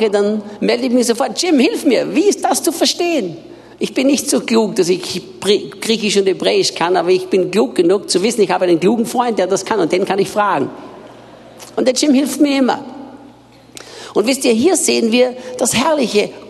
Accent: Austria; now in Brazil; Ich bin Österreicher, bin in Österreich geboren und aufgewachsen

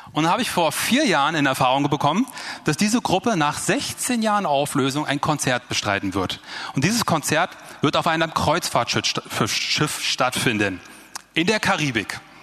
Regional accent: Germany; die kommen aus Deutschland. Ich und mein Bruder

